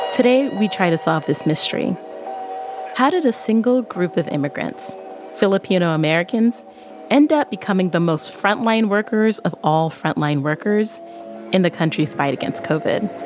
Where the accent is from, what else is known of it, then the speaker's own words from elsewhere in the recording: Barbados; I'm from Barbados.